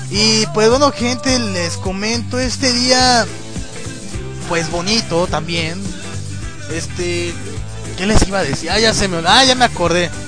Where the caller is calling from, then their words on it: León, Guanajuato, Mexico; digo, desde León, Guanajuato